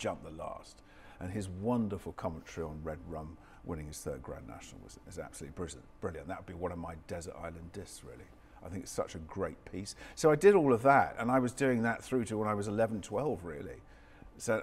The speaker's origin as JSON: {"language": "English", "town": "Stroud", "region": "South West England", "country": "United Kingdom", "tie": "born or raised there", "said": "I grew up in Stroud in Gloucestershire, so, you know, not that far from Cheltenham, obviously."}